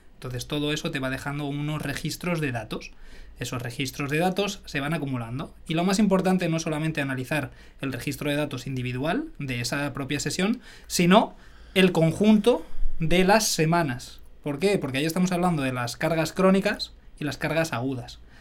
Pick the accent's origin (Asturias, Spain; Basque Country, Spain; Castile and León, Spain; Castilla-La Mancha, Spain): Castile and León, Spain; Arenas de San Pedro; moved away; also born or lived in Majadahonda; de un pueblecito de Ávila, de Arenas de San Pedro